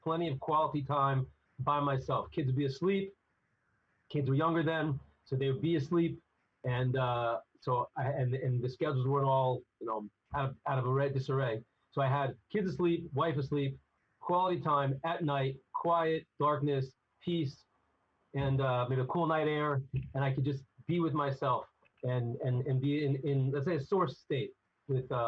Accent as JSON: {"language": "English", "country": "United States", "said": "I'm definitely an American boy"}